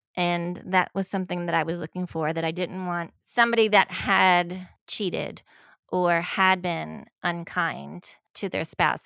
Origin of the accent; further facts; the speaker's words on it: the South, United States; I was from the South